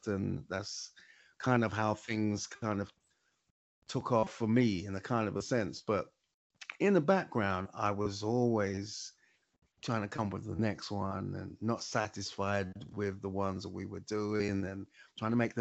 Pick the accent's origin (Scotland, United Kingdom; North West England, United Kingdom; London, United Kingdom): London, United Kingdom; moved away as an adult; now in Lewisham, London, United Kingdom; I'm from Hackney. I'm from the east side of London